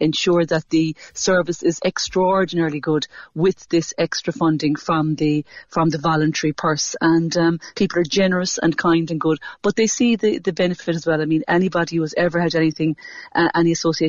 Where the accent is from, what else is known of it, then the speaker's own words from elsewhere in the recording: Cork, Munster, Ireland; Absolutely, and I'm proud to be from Cork every day